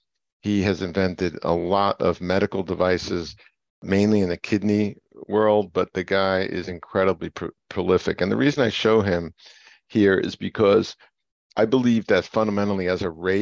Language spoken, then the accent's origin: English; New Jersey, United States; My background is born and raised in North Jersey, New Jersey.